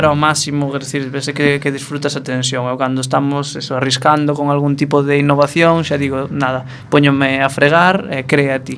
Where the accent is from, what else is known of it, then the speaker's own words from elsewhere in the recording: Viveiro, Galicia, Spain; also born or lived in Ourol; now in A Coruña, Spain; nací no Concello de Ourol, mas vin en Viveiro, así, adolescencia.